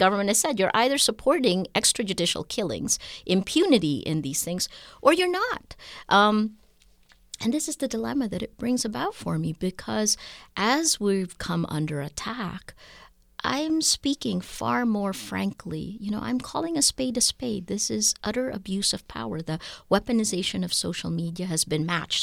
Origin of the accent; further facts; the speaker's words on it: Philippines; my rights as a Filipino citizen